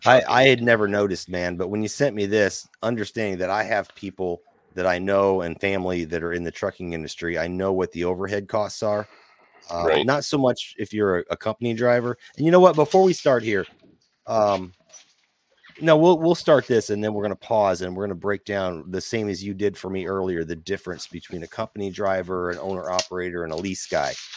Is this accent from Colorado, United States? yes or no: no; Nashville, Illinois, United States; also born or lived in Mount Vernon, Illinois / Pinckneyville, Illinois; I was born there, but I grew up around Nashville